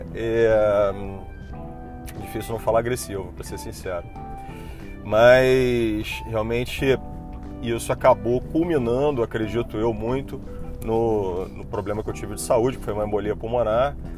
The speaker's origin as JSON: {"language": "Portuguese", "town": "Niterói", "region": "Rio de Janeiro", "country": "Brazil", "said": "Eu fazia consultório em Niterói, que eu sou de Niterói e queria manter a minha portinha aberta aqui"}